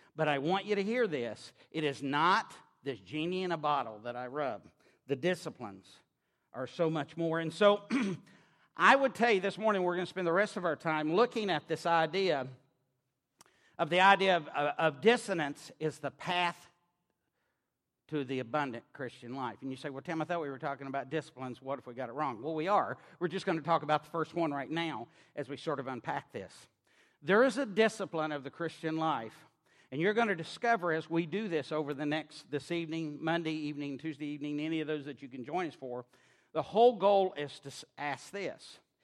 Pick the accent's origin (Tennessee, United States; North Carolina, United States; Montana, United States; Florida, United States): Tennessee, United States; Knoxville; accent: drawl; now in Maryland, United States; I grew up on the University of Tennessee campus in Knoxville, Tennessee